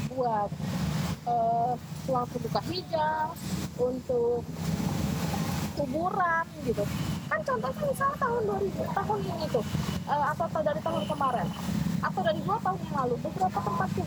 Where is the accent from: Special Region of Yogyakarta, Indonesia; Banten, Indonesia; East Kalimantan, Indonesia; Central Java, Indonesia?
East Kalimantan, Indonesia; Bengalon; aku tuh dari Bengalon ya